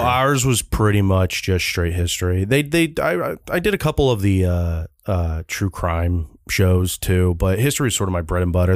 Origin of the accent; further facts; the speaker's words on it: California, United States; I am from Cal